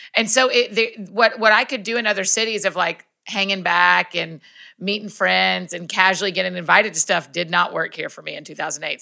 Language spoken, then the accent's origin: English; Kennesaw, Georgia, United States; also born or lived in Athens, Georgia; moved back to my hometown of Kennesaw, Marietta, Georgia